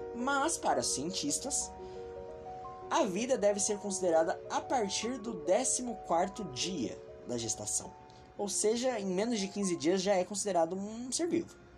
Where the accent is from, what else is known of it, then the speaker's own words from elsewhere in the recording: São Paulo, Brazil; eu sou de São Paulo